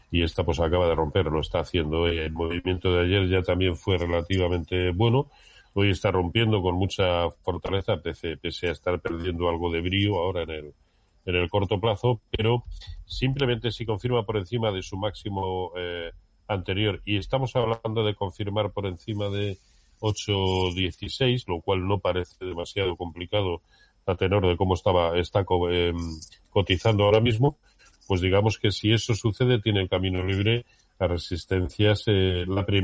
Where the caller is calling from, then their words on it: Zaragoza, Aragon, Spain; Eh, hola, buenos días Roberto … de Zaragoza.